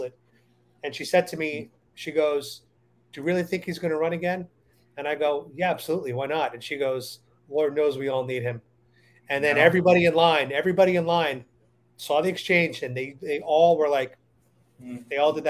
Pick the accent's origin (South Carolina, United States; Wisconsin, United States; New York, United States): New York, United States; I'm a New Yorker